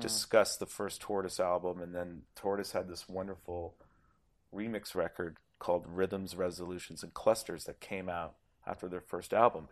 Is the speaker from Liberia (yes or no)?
no; Toronto, Ontario, Canada; I'm from Toronto